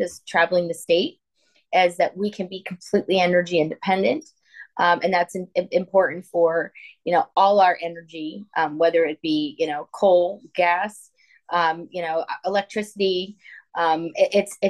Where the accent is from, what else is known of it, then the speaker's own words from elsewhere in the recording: Scranton, Pennsylvania, United States; moved away as an adult; I grew up in Scranton, Pennsylvania.